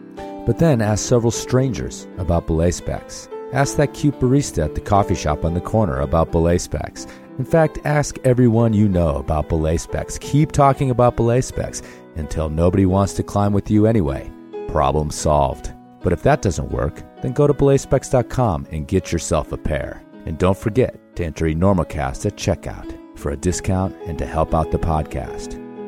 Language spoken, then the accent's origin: English; Green Bay, Wisconsin, United States; And I was back in Wisconsin for Christmas, because that's where I'm from. I was born in Green Bay.